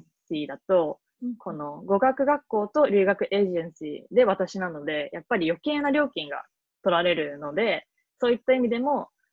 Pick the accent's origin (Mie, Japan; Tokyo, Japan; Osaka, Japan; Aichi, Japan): Tokyo, Japan; moved away as an adult; also born or lived in Toronto, Canada; now in Boston, United States; 東京都出身東京で生まれ育ったいわゆる純ジャパ